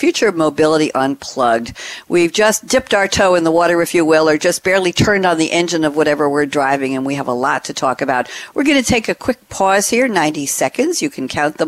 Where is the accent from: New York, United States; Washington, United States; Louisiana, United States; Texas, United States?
New York, United States; moved away as an adult; now in Durham, United States; I am from New York